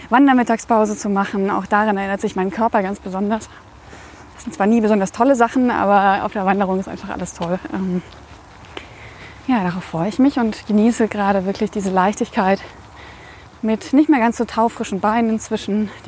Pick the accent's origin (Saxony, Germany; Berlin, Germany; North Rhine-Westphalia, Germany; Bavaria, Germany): Saxony, Germany; Radebeul; born there; also born or lived in Coswig; von Dresden nach Meißen über Radebeul, wo ich geboren bin, aber nie gelebt habe.